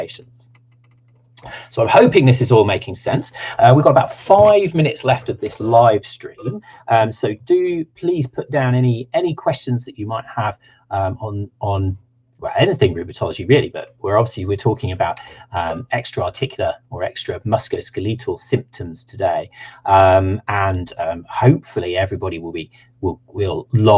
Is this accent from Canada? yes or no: no; United Kingdom; accent: Southern; if you like my Southern accent